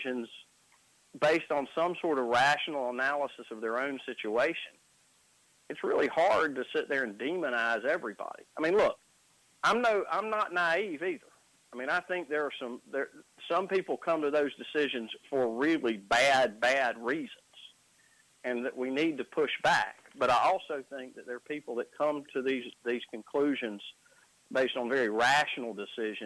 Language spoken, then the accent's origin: English; Wadesboro, North Carolina, United States; also born or lived in Shelby, North Carolina; now in Carrboro, United States; I grew up in Wadesboro, North Carolina. Now I live in Carrboro, North Carolina.